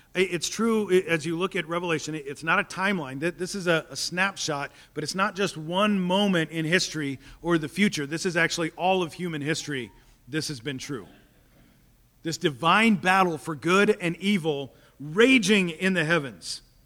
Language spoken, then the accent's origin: English; Topeka, Kansas, United States; I grew up in Topeka